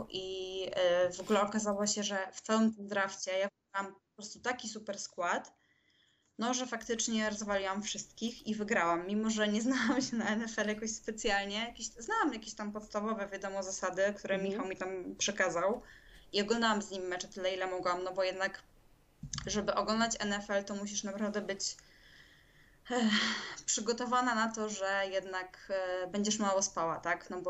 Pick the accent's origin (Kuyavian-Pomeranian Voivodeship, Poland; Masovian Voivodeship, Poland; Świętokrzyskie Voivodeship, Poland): Masovian Voivodeship, Poland; Warsaw; moved away; Ja z Warszawy